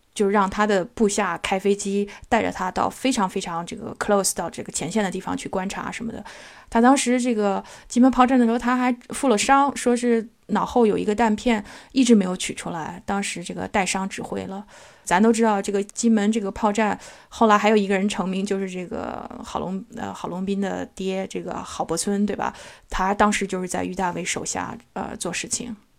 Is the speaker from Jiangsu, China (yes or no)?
yes; Nanjing, Jiangsu, China; 所以这个咱们都是在南京长大的